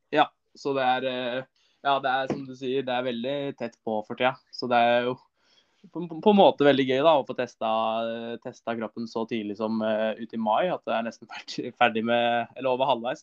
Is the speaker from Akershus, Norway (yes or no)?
yes; Son, Akershus, Norway; also born or lived in Larkollen; jeg kommer jo fra Son